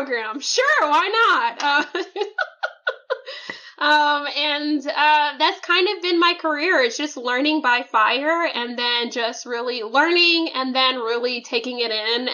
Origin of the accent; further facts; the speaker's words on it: Oklahoma, United States; now in Houston, United States; I grew up in Oklahoma